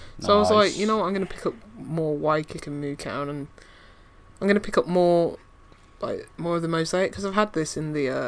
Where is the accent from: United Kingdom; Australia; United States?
United Kingdom; London; born there; I was born in London, but I know nothing about it.